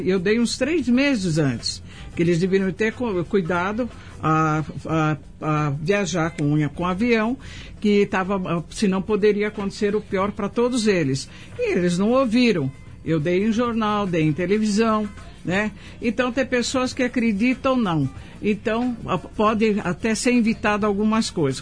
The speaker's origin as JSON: {"language": "Portuguese", "region": "São Paulo", "country": "Brazil", "tie": "born or raised there", "said": "nasci, fui criada aqui no Paraíso"}